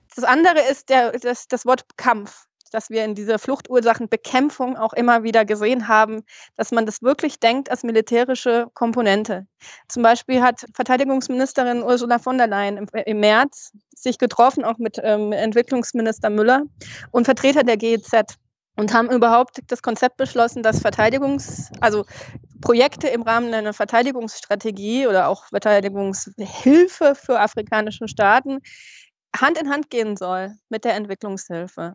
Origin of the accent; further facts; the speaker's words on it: Germany; wir Deutschen